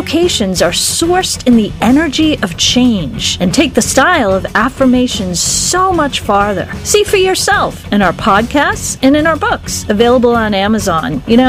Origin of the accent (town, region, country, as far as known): Boston, Massachusetts, United States